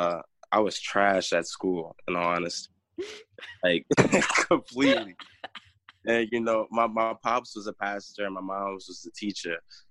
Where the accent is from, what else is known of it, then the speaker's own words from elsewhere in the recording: North Carolina, United States; also born or lived in Chicago / Northwest Indiana; now in Michigan, United States; But I'm from, born in North Carolina. I moved from North Carolina to Chicago. From Chicago to Northwest Indiana, and now I am in Michigan.